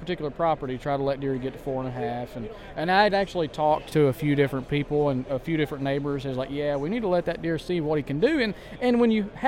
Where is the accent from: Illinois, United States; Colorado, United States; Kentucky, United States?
Kentucky, United States; also born or lived in South Carolina; I'm born and raised in Kentucky